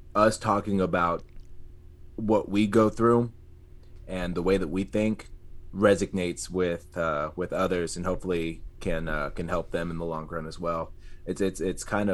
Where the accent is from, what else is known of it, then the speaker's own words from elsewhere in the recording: San Antonio, Texas, United States; I'm from San Antonio